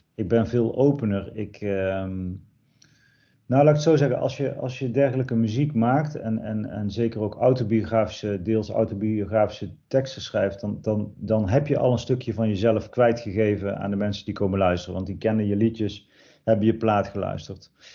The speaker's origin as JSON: {"language": "Dutch", "town": "Erp", "region": "North Brabant", "country": "Netherlands", "tie": "born or raised there", "said": "Erp, ja, dat is het dorp waar ik ben geboren en opgegroeid"}